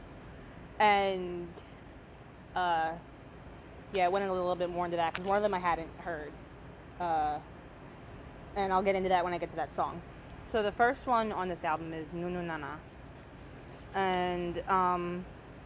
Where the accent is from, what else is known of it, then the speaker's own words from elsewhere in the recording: Philadelphia, Pennsylvania, United States; growing up in the States, specifically on the East Coast